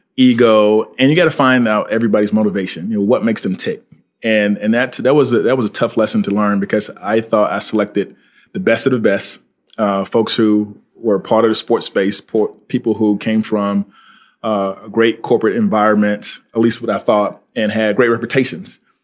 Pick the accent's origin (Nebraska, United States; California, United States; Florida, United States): Florida, United States; Fort Pierce; I'm from Florida. Uh, went to high school at uh, Fort Pierce Westwood High School